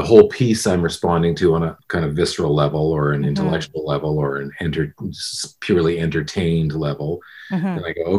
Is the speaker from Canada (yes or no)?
yes; Canada; now in United States; I'm still Canadian.